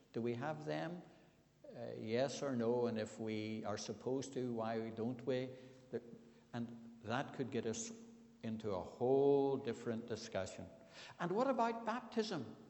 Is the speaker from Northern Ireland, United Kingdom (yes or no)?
yes; Belfast, Northern Ireland, United Kingdom; I was brought up on the Shore Road, North Belfast